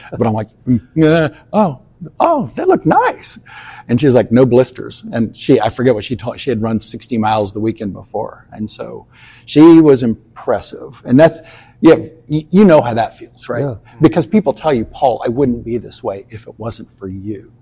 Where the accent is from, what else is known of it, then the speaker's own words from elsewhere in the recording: Shelbyville, Indiana, United States; moved away as an adult; also born or lived in Pensacola, Florida / Quantico, Virginia / Texas; I grew up in Shelbyville. Yeah. And so uh, graduated Shelbyville High School and went to IU